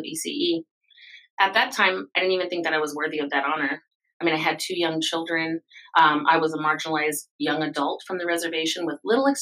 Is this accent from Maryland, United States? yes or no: no; Crow Agency, Montana, United States; I'm a river crow from Montana.